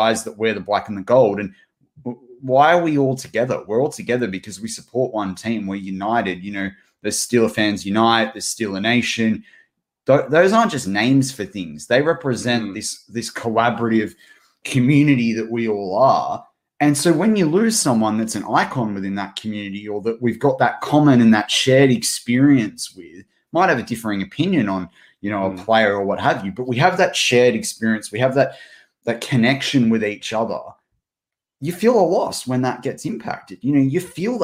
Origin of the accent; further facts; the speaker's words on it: Australia; we're two Aussie mates, we're two Aussie larrikins